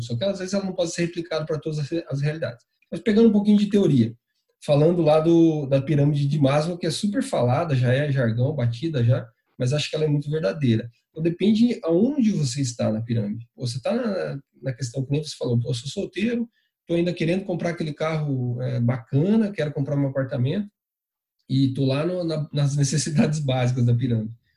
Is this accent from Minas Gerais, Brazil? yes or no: no; interior of São Paulo, Brazil; moved away; Eu sou natural do interior de São Paulo, cidadezinha bem pequenininha chamada Itaguaí